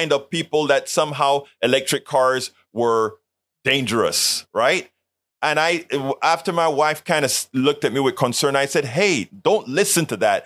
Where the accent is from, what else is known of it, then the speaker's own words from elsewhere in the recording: Colón, Panama; now in United States; In Panama, in Colón, where I'm from